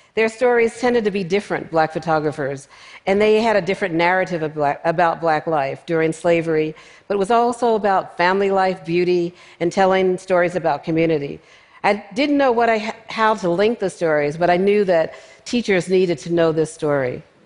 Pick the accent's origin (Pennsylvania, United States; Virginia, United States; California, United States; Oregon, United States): Pennsylvania, United States; Philadelphia; Growing up in North Philadelphia, I was surrounded by people in my family and friends who made photographs